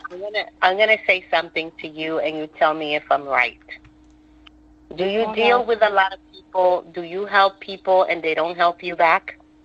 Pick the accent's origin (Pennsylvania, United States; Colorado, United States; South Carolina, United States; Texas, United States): South Carolina, United States; Conway; I'm from Conway, South Carolina.